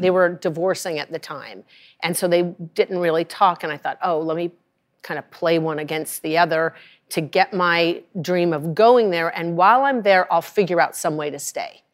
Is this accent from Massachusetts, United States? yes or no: no; Rye, Colorado, United States; I'm from Rye, Colorado